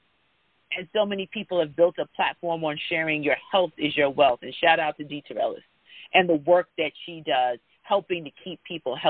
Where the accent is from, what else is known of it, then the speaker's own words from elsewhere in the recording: Jamaica; I'm West Indian, I'm Jamaican, and my grandfather used to fuss at me all the time.